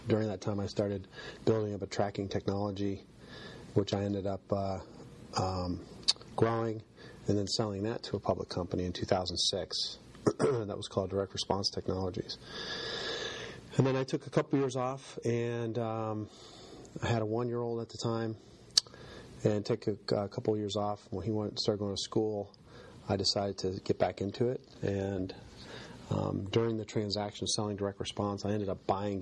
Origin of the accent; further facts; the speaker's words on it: Connecticut, United States; also born or lived in Virginia; now in Pittsburgh, United States; I grew up in, I was born in Connecticut, and we lived down and moved from Connecticut when I was little to Virginia. My dad worked in the government. I was there for a few years until my parents got divorced, and then I moved back to Connecticut. I was probably 6 or 7.